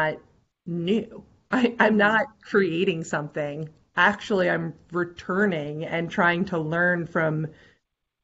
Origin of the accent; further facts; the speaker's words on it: United States; also born or lived in Eastern Seaboard; going back to the United States? How do I honor the land in my country